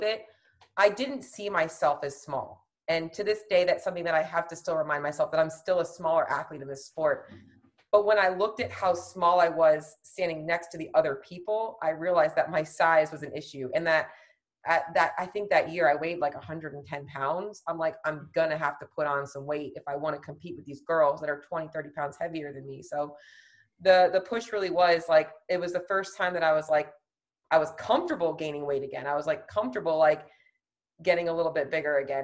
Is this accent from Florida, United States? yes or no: yes; Florida, United States; I'm from Florida